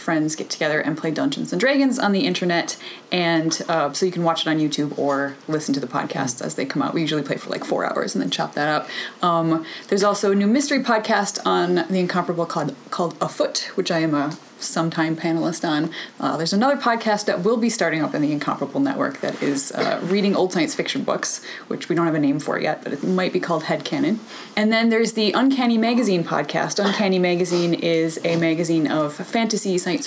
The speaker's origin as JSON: {"language": "English", "town": "Madison", "region": "Wisconsin", "country": "United States", "moved": "as an adult", "lives_now": "Edmonton, Canada", "said": "I'm actually from Madison, Wisconsin in the United States."}